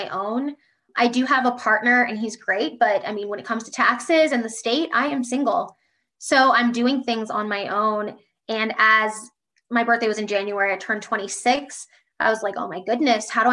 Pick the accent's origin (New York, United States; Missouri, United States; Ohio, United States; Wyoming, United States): Ohio, United States; Columbus; now in Indianapolis, United States; I'm from Columbus, Ohio, living in Indianapolis, loving it. I'm a Midwest girl at heart.